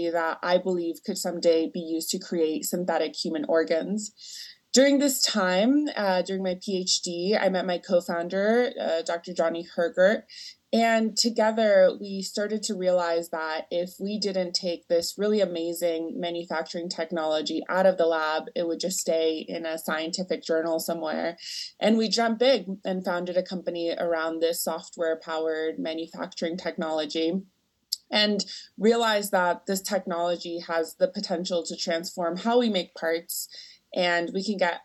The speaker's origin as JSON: {"language": "English", "country": "Venezuela", "moved": "as an adult", "lives_now": "United States", "said": "I'm actually from Venezuela"}